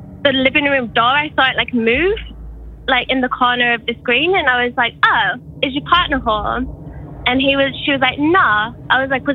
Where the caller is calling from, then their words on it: New Zealand; I'm calling from New Zealand